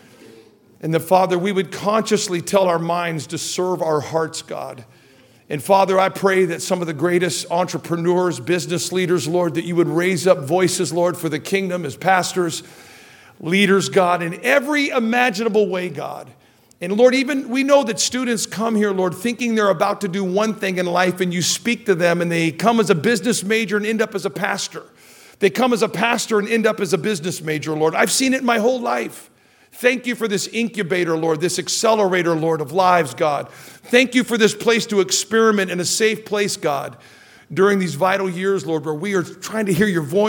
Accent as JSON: {"language": "English", "town": "Redding", "region": "California", "country": "United States", "tie": "born or raised there", "said": "one of my friends back in my hometown named Bobby Johnson"}